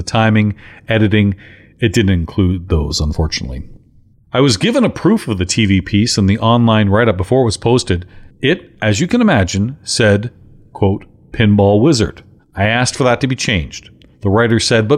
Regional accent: London, Ontario, Canada; London, Ontario, my hometown

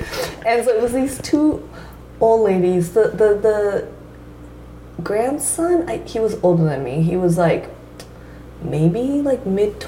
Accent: San Francisco Bay Area, California, United States; also born or lived in Toyota, Japan / Toyama, Japan; I was 7 when my family moved to the Bay Area.

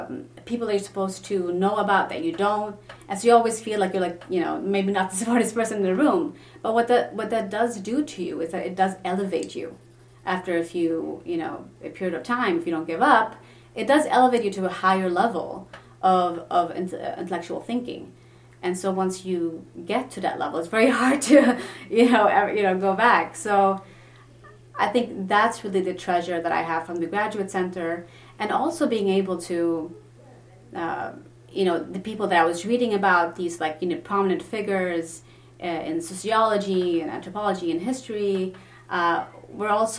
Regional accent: Sweden; English is a second language; moved away as an adult; also born or lived in Lebanon; now in United States; I'm Lebanese originally, ethnically, so I do speak the language, but I grew up in Sweden

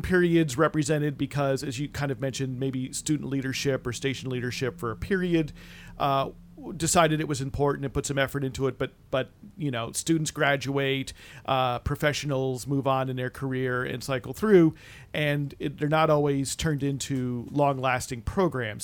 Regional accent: East Coast, United States; growing up on the East Coast

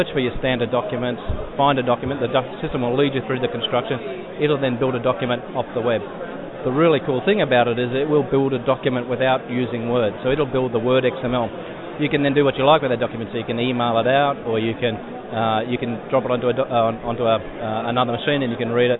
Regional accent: Canberra, Australian Capital Territory, Australia; Well, I come from Canberra, so I tend to follow rugby

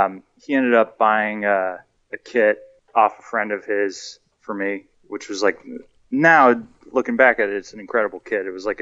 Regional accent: Los Angeles, California, United States; moved away as an adult; now in New York, United States; I grew up in the Valley.

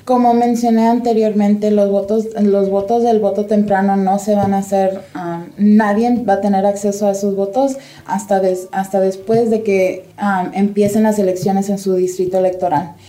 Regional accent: Nevada, United States; nosotros como nevadenses

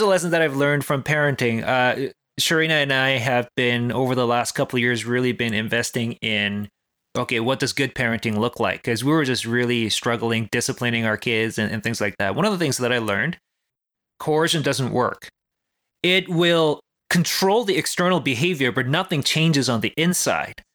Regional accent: South Korea; moved away; I grew up in South Korea

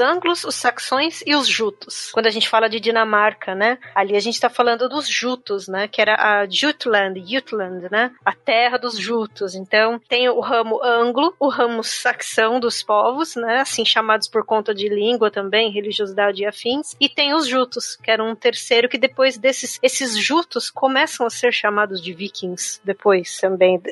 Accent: Ireland; moved away; eu fui obrigada a aprender gaélico quando eu era criança

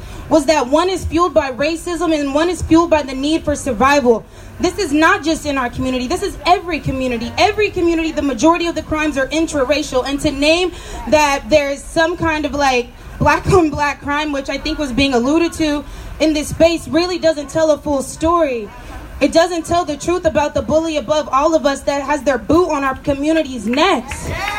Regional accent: Charlotte, North Carolina, United States; I'm from Charlotte, North Carolina.

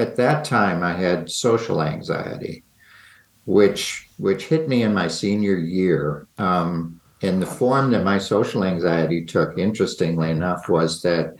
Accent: Rochester, New York, United States; I grew up in Rochester, New York, which is on Lake Ontario.

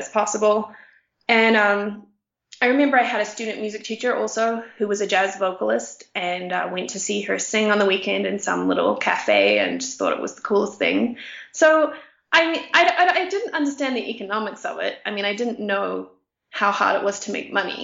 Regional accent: New Zealand; moved away as an adult; also born or lived in Brooklyn, United States / Connecticut, United States; now in Mexico; I ended up moving back to my hometown for the summer, playing the soprano all summer, and then going to the United States

